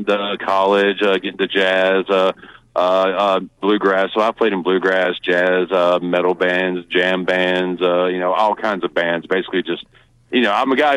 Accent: Hamilton, Alabama, United States; I am from Hamilton.

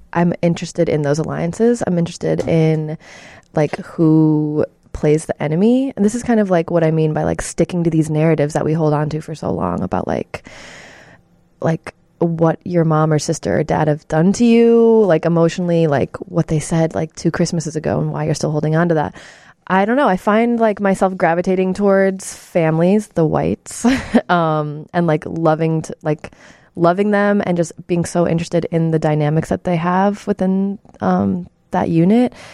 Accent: Chicago suburbs, Illinois, United States; I'm from the suburbs.

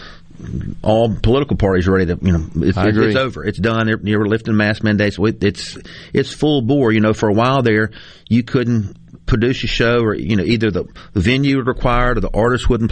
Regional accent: Jackson, Mississippi, United States; I'm born and raised in Jackson, lived here all my life.

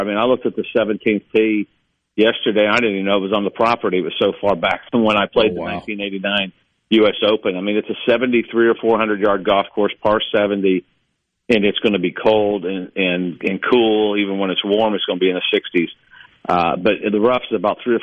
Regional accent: Indiana, United States; now in Mississippi, United States; growing up in Indiana, and even when I got to Mississippi

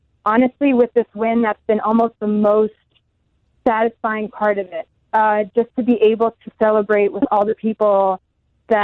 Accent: Germany; moved away; also born or lived in United States; I'm German, or I grew up in Germany, but I spent a lot of time in the States

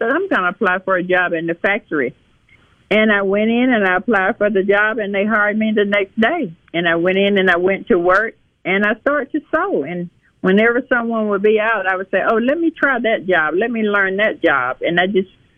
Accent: Tylertown, Mississippi, United States; also born or lived in Haiti; I was born and raised here in Tylertown

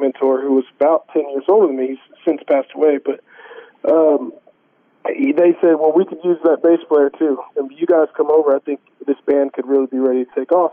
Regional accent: Corpus Christi, Texas, United States; the church that we grew up going to in Corpus Christi, Texas

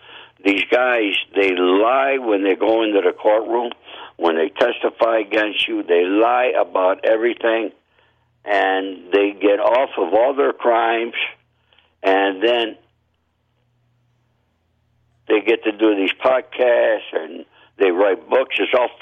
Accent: Rome, New York, United States; moved away as an adult; I was born in Rome. Left there at the age of 18, and I joined the Army, and then I returned

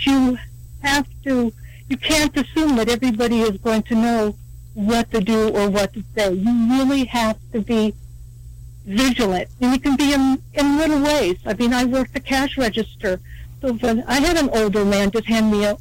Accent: California, United States; moved away; I'm from California

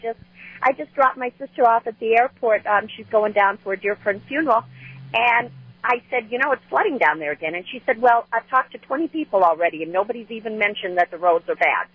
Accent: New Orleans, Louisiana, United States; now in Wauwatosa, United States; I grew up in New Orleans

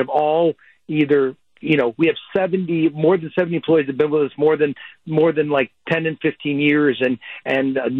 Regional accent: Wauwatosa, Wisconsin, United States; born or raised there

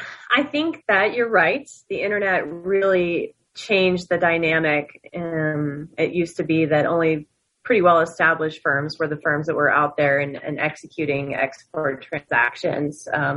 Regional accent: New Jersey, United States; but I came from Jersey. A part of the Jersey.

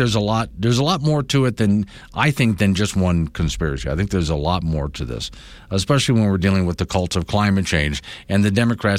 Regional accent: South Florida, United States; now in Wyoming, United States; since I was in Florida, you can actually get on your radio station in Florida, South Florida especially, the Radio Havana, Voice of Cuba, essentially.

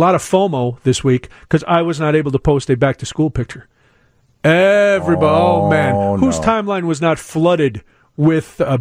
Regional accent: Chicago, Illinois, United States; I'm a Chicagoan

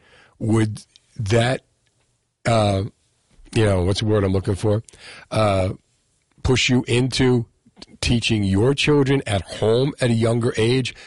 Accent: Union City, New Jersey, United States; I grew up in Union City, and I watched the Italian neighborhood that I grew up in become a Hispanic neighborhood

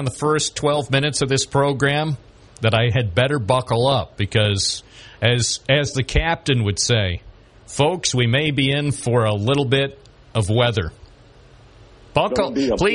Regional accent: Endicott, New York, United States; All people who grow up in Endicott do well. Look, John Bones Jones, me, …, everybody who grows up in Endicott does well.

